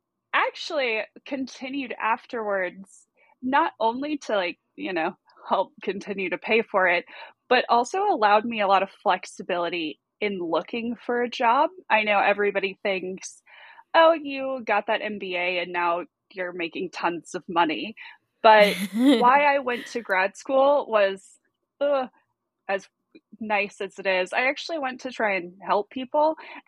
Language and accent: English; Southeast, United States; accent: Southern US; in the military, we moved around like military kids, so I really have no particular home base. But my accent, I guess, clearly puts me from somewhere in the southeast.